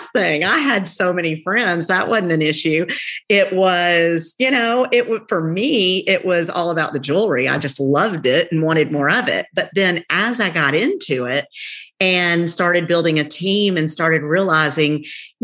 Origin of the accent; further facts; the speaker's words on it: the South, United States; accent: twang; we're from the South, so we got a little twang